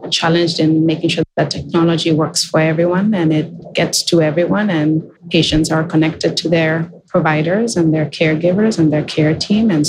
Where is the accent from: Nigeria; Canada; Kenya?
Kenya; moved away as an adult; now in United States; as a young girl, I grew up in Kenya